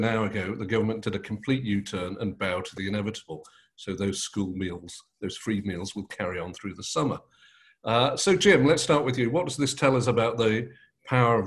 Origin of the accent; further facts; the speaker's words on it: Manchester, North West England, United Kingdom; We were both born and bred in Manchester